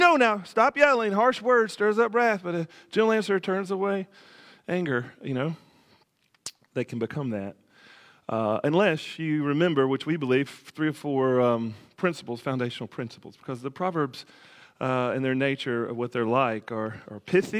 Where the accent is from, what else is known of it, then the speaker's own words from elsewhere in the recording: the South, United States; I'm a Southerner, so kind of thing.